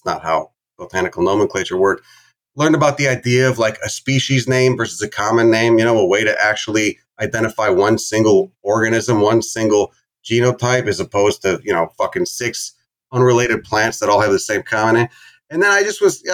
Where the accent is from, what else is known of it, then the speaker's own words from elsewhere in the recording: Chicago suburbs, Illinois, United States; where I grew up in Chicago, I mean, I grew up in the suburbs, maybe like a half hour bike ride from the city limits.